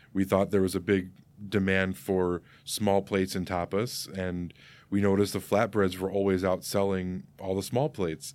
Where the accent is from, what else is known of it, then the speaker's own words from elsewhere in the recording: Geneva, Illinois, United States; also born or lived in Saint Charles, Illinois; I grew up in Geneva